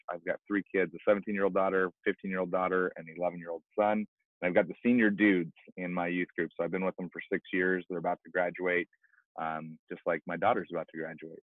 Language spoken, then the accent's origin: English; Pacific Northwest, United States; I grew up in the Pacific Northwest, not knowing Jesus